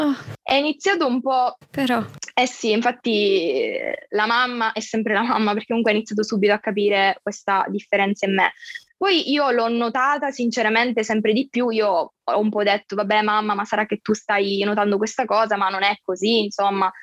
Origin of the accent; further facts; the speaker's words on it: Catania, Sicily, Italy; ho 22 anni e sono di Catania, quindi vengo dal sud Italia